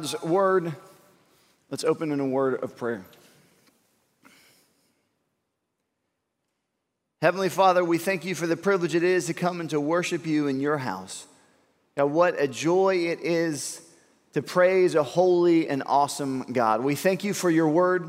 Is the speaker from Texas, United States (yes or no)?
yes; Houston, Texas, United States; I'm from Houston.